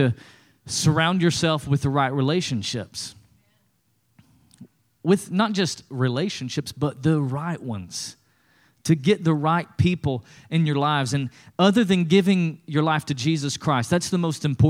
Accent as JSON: {"language": "English", "region": "East Tennessee", "country": "United States", "tie": "born or raised there", "said": "When I was growing up in East Tennessee"}